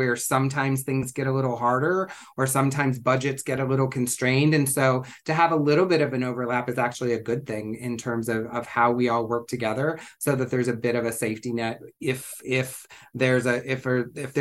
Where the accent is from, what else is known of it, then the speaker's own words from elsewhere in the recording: Ohio, United States; moved away as an adult; now in San Francisco, United States; I grew up in Ohio and didn't come to California until I was, you know, in my 30s